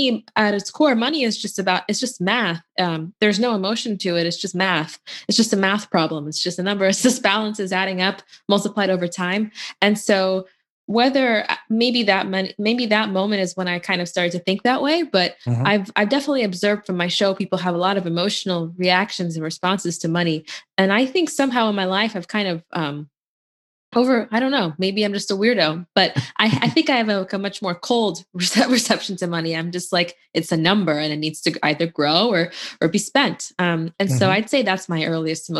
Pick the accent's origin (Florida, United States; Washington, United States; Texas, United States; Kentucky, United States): Kentucky, United States; Louisville; I grew up in Louisville, Kentucky, which is a really nice town